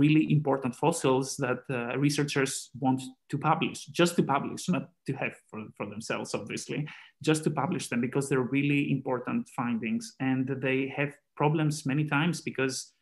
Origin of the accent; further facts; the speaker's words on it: Greece; now in Austria; I have done fieldwork in Greece, where I originally come from as well